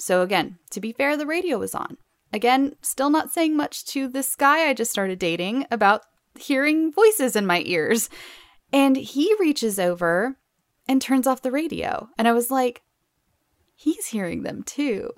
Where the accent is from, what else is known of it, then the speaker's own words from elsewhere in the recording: Southern California, United States; I grew up not only in Southern California, but in the middle of the desert